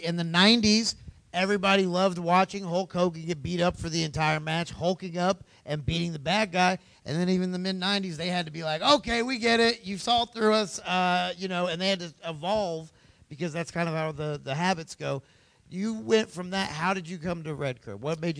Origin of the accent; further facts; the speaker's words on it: Franklin, Indiana, United States; I grew up in Franklin, Indiana